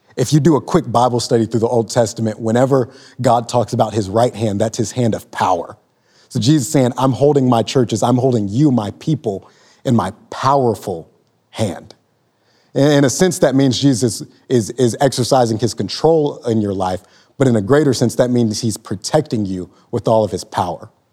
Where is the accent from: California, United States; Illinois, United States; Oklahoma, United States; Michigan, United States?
Oklahoma, United States; Lawton; moved away as an adult; also born or lived in Joplin, Missouri; I'm fresh off the proverbial train from my hometown, Lawton, Oklahoma